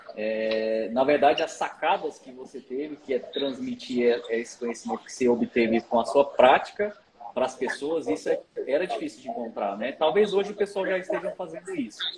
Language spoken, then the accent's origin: Portuguese; Brasília, Federal District, Brazil; moved away as an adult; also born or lived in Piauí; now in Goiânia, Brazil; nasci, nasci no Piauí, mas fui criado desde criancinha em Brasília